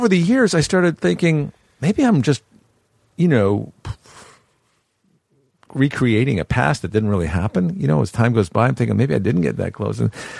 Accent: Connecticut, United States; also born or lived in St. Louis, Missouri; They thought I was from Boston. But I was from Connecticut.

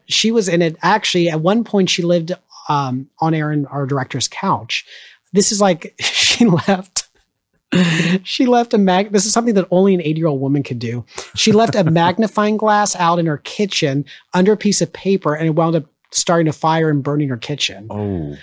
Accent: Orange County, California, United States; now in Chicago, United States; I was in high school and I grew up in Orange County, which was um, very very conservative

